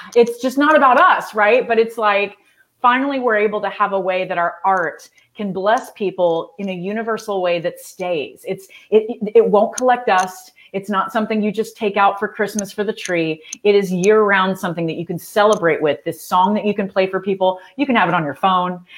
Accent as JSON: {"language": "English", "region": "Texas", "country": "United States", "said": "I'm from Texas"}